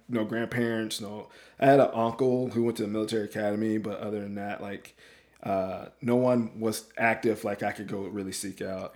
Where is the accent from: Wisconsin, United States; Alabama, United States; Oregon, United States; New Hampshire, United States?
Alabama, United States; moved away as an adult; also born or lived in Washington State; born and raised in Alabama, roll tide